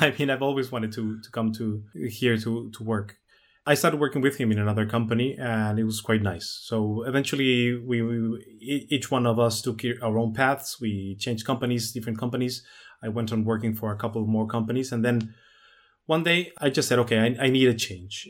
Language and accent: English; La Paz, Baja California Sur, Mexico; born or raised there; also born or lived in Mexico City